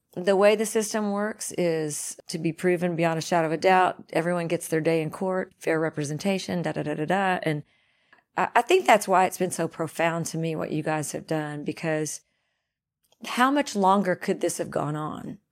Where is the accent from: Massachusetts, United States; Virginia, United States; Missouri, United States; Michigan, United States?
Missouri, United States; Dunklin County; also born or lived in Pemiscot County; I grew up in Dunkland County